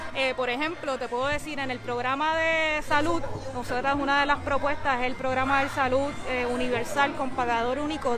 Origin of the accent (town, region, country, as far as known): Puerto Rico